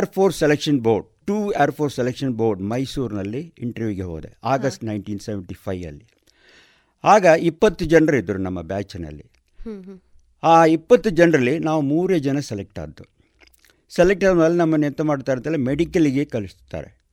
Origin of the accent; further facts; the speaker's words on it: Salem, Tamil Nadu, India; moved away as an adult; now in Puttur, India; ನಾನು ಸೇಲಂನಲ್ಲಿ ತಮಿಳ್ನಾಡು ಸೇಲಂ ಅಂತ ಹೇಳುವ ಜಾಗದಲ್ಲಿ ನಾನು ಹುಟ್ಟಿ ಬೆಳೆದದ್ದು